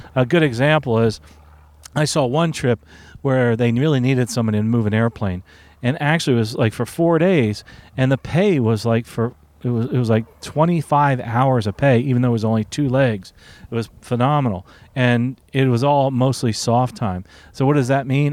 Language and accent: English; Newark, New Jersey, United States; moved away; originally I'm from Newark